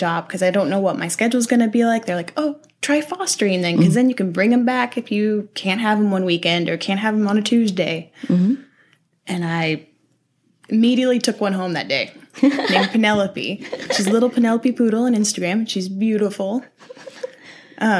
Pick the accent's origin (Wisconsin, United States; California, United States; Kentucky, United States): Kentucky, United States; Louisville; moved away; also born or lived in Memphis, Tennessee; I'm from Kentucky